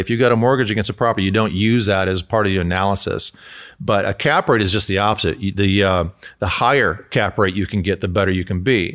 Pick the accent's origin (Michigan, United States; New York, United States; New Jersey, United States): Michigan, United States; now in California, United States; I'm from Michigan